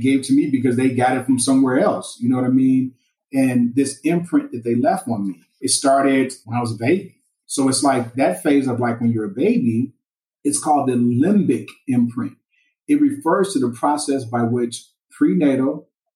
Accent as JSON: {"language": "English", "town": "Gary", "region": "Indiana", "country": "United States", "tie": "born or raised there", "said": "I grew up in Gary, Indiana"}